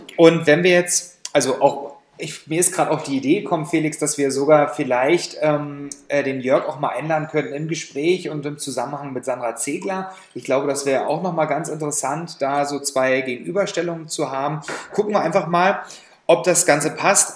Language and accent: German; Saxony, Germany; in meiner Heimat Sachsen